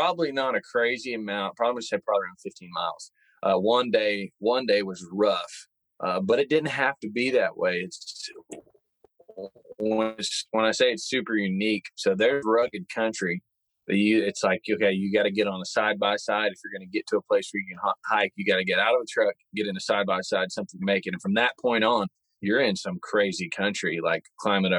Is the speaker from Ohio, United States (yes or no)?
no; Kansas, United States; my home state in Kansas